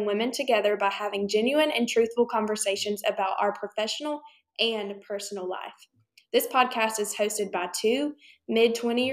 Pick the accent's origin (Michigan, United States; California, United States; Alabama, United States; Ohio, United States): Alabama, United States; Troy; moved away as an adult; now in Birmingham, United States; I'm originally from Troy, Alabama.